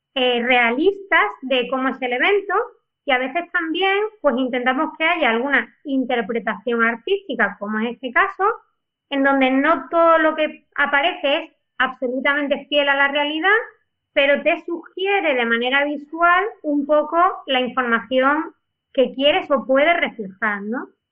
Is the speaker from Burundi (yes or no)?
no; Spain; como los españoles tenemos dos apellidos